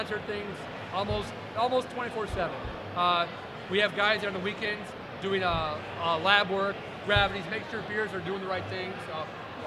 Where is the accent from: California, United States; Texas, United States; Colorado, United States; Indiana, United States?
Indiana, United States; Northern; moved away as an adult; also born or lived in Kentucky / Bloomington, Indiana; now in Long Island, United States; I grew up in Northern Indiana.